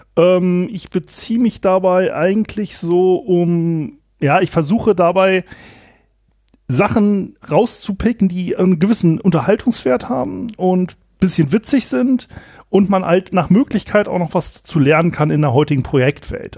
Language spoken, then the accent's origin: German; Germany; moved away as an adult; also born or lived in Kiel / Eckernförde; ich komme aus dem Anfang des Weser Berglands und da ist es, ähm, so gewesen, kleines Dorf, bisschen konservativ